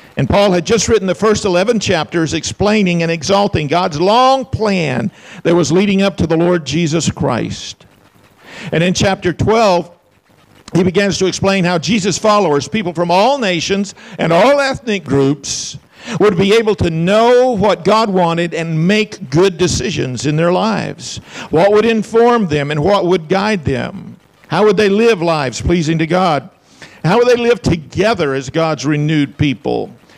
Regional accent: Huntsville, Alabama, United States; I'm from Huntsville.

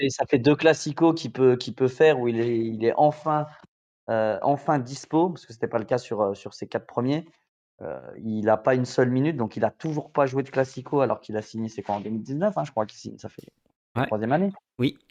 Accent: Spain; Je suis espagnol

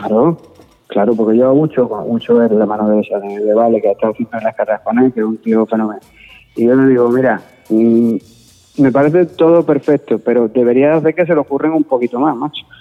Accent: Andalusia, Spain; yo soy andaluz

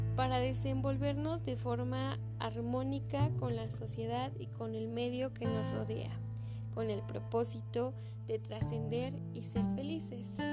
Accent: Mexico; como mexicanos

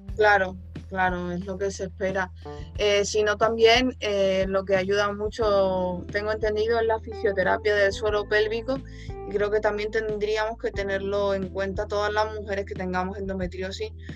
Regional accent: Spain; yo soy de España

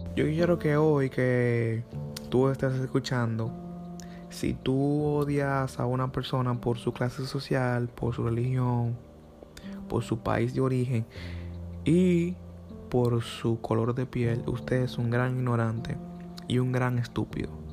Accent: Dominican Republic; A los dominicanos nos pasa casi igual cuando llegamos a Estados Unidos.

